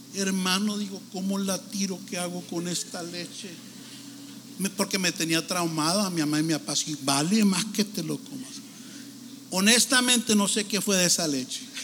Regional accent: Tijuana, Baja California, Mexico; now in Los Angeles, United States; Pues yo nací en México. Me miro europeo más o menos, ¿no? Pero yo ahí en Tijuana, ahí me parió mi amaya cruzando la línea

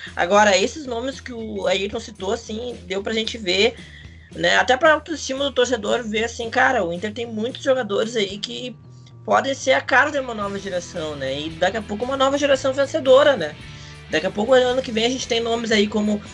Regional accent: South Region, Brazil; nós que somos do Sul

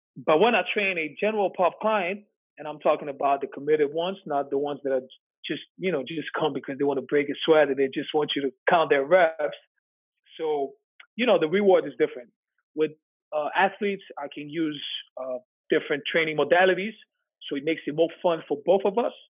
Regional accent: Switzerland; moved away as an adult; also born or lived in New York; I'm from Switzerland

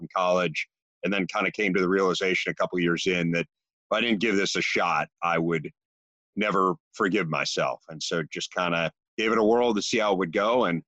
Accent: Chicago, Illinois, United States; I grew up in Chicago

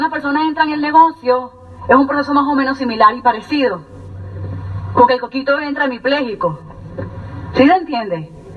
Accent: Venezuela; moved away as an adult; also born or lived in Colonia Tovar, Venezuela; now in United States; yo soy venezolana, eh, tengo más o menos cuatro años y unos meses en los Estados Unidos

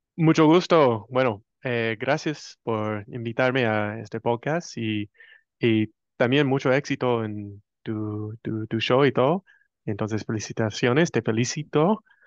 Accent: United States; Spanish is a second language; yo soy puro como decían en, Argentina, un gringo americano, como quieres decir, soy estadounidense

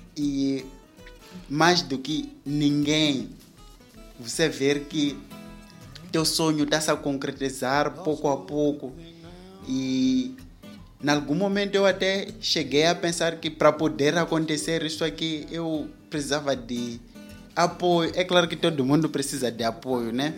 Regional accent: Mozambique; nós somos moçambicanos

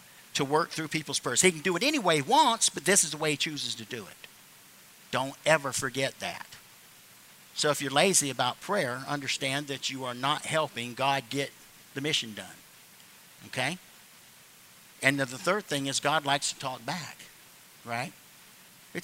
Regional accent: the South, United States; I'm just somebody from the South

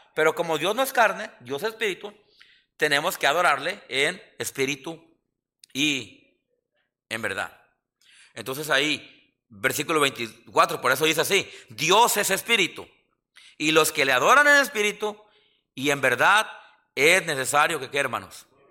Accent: Mexico; now in Yakima, United States; los mexicanos somos bien supersticiosos

